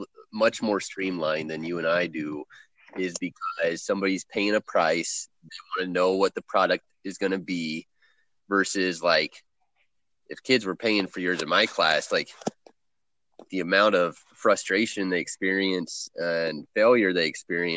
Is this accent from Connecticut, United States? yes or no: no; Columbus, Indiana, United States; I came from Columbus, Indiana, which is where Cummins Engineering is headquartered